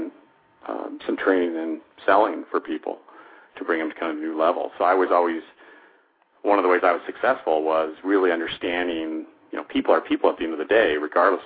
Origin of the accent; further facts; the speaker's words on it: Denver, Colorado, United States; My background is I grew up in Denver, Colorado